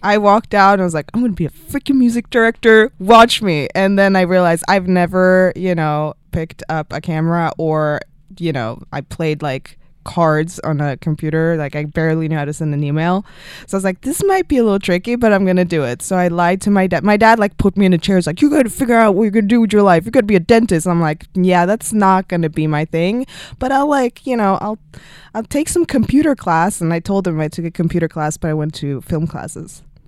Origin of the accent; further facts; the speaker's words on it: Sweden; moved away as an adult; also born or lived in Stockholm; now in Los Angeles, United States; My town, my hometown in Sweden. I'm from Sweden.